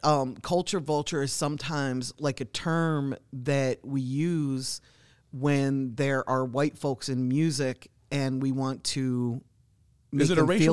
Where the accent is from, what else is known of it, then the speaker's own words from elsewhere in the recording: New York, United States; I'm a New Yorker and black is like what we do, but I'm in a bright mood today.